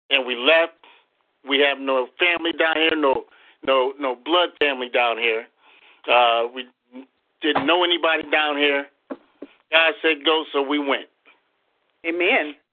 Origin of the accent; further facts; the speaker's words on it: Waterbury, Connecticut, United States; moved away as an adult; now in Conway, United States; Uh, we come from Waterbury, Connecticut, um, from the Rock of Ages Holiness Church.